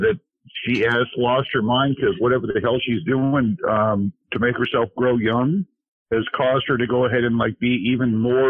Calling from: Idaho, United States; I'm from Idaho.

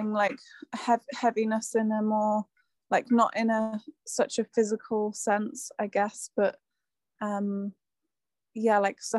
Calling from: South West England, United Kingdom

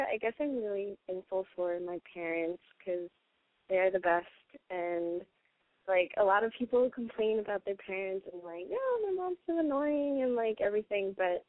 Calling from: New York, United States

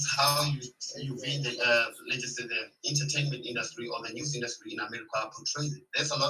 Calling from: South Africa; I'm calling you from South Africa.

